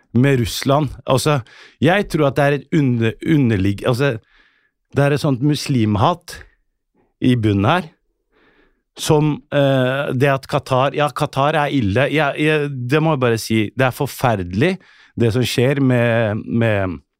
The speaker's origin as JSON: {"language": "Norwegian", "region": "Oslo", "country": "Norway", "tie": "born or raised there", "said": "Som kid vokste jeg på Bøler, eh, et tøft miljø"}